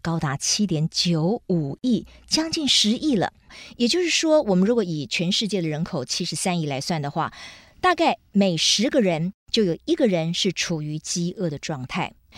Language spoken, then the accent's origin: Chinese; Taiwan; 那就看看我们台湾人自己啊，吃得也挺浪费的